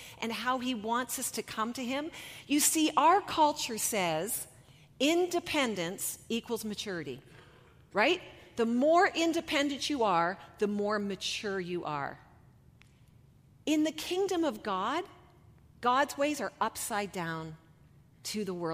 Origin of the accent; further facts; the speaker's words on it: Canada; We are so Canadian